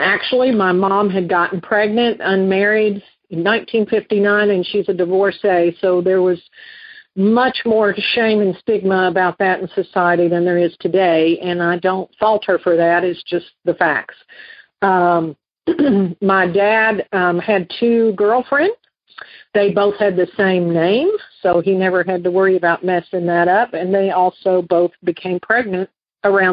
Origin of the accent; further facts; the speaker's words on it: Western Kentucky, United States; I grew up in Western Kentucky in a very rural area